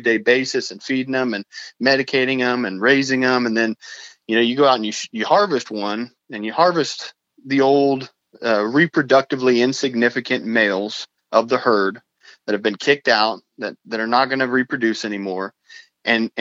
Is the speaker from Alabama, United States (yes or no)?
no; New Mexico, United States; also born or lived in Arizona; now in Uvalde, Texas, United States; I was actually born in Arizona, but I only spent 3 weeks of my life there. I really grew up in New Mexico